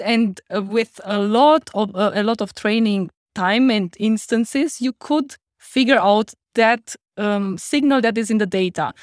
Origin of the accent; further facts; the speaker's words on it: Romania; accent: Romanian; English is a second language; now in Heidelberg, Germany; that was my Romanian accent just pulling through